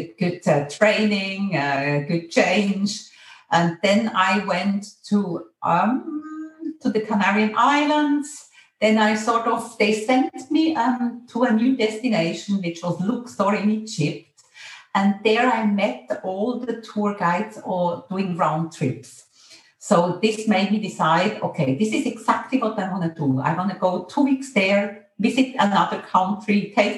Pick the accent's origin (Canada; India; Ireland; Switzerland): Switzerland; Interlaken, Bern; moved away as an adult; I grew up in Interlaken in a nice place